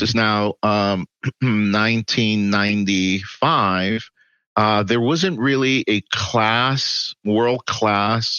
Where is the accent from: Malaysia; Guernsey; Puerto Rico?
Puerto Rico; moved away as an adult; also born or lived in New York City, United States / Miami, United States; now in Texas, United States; I was born in New York City in Manhattan. And I lived in New York City until I was 10. Then I lived in Puerto Rico until I was 19